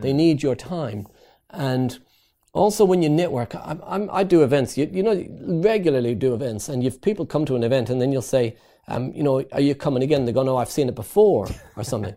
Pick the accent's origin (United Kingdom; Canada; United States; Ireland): Ireland; moved away as an adult; also born or lived in East London; I'm Irish. In Ireland, we build houses.